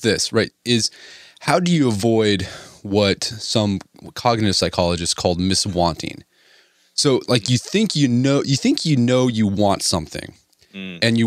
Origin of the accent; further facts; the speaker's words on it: Oklahoma, United States; I grew up in Oklahoma